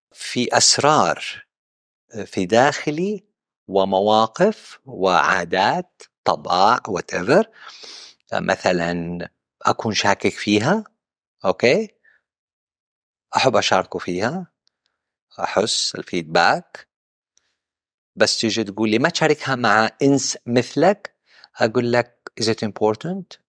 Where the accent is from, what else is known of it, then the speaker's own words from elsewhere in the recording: Western Region, Makkah Province, Saudi Arabia; also born or lived in Central Region (Najd), Saudi Arabia; نشأتي في الغربية